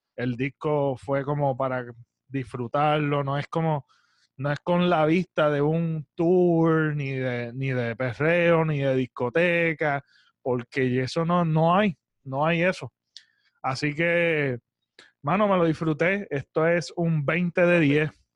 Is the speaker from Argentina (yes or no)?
no; Puerto Rico; me siento orgulloso, mano, de ser boricua